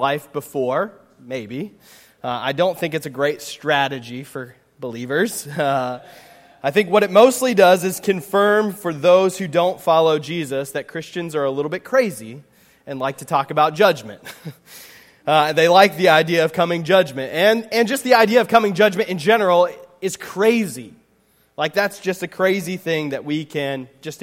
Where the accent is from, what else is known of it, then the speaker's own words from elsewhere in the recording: Pennsylvania, United States; now in Indiana, United States; I grew up in Pennsylvania